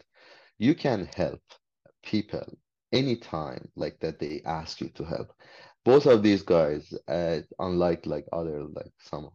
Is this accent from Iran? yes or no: yes; Iran; English is a second language; moved away as an adult; now in Canada; when I came from Iran, I was a foreigner here. English was my second language